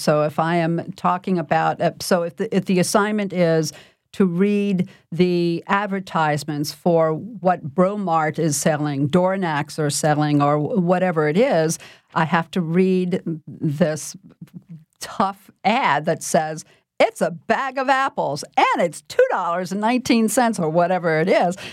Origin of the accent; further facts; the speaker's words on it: New Orleans, Louisiana, United States; I was born and raised in New Orleans by parents who were also born and raised in New Orleans